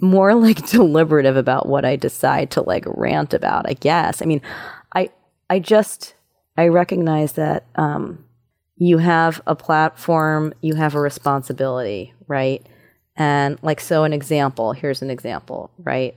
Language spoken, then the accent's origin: English; New York City, New York, United States; I grew up in New York City